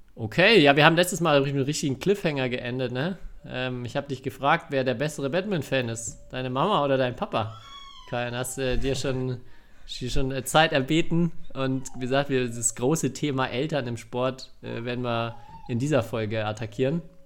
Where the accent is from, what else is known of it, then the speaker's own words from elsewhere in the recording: Bavaria, Germany; ich komme zwar aus Bayern